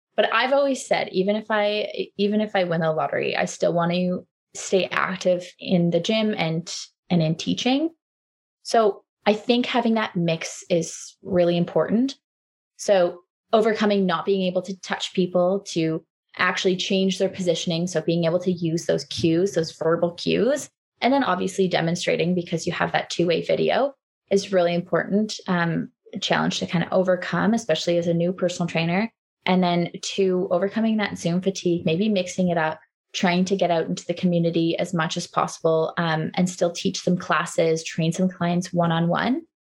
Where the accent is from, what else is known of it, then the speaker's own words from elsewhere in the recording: Waterloo, Ontario, Canada; moved away as an adult; also born or lived in Halifax, Nova Scotia; I grew up in Waterloo. I moved out east for school and, and kind of stayed there after school.